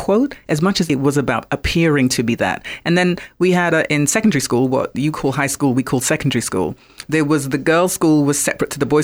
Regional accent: London, United Kingdom; also born or lived in Accra, Ghana; I was born in London and then as a very, very young girl was in Accra, Ghana for a period of time and then back in London where I was raised

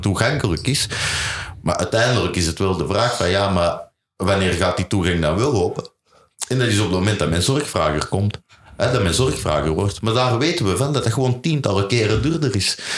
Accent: Belgium; ik ben Belg

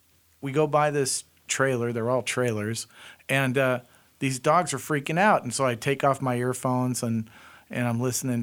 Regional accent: California, United States; I'm a native Californian from way back in the old days in California when the beaches were covered with oil and soaked with DDT.

